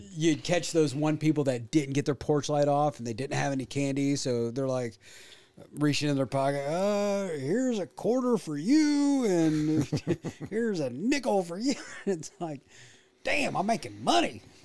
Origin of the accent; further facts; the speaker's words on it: Illinois, United States; growing up in Illinois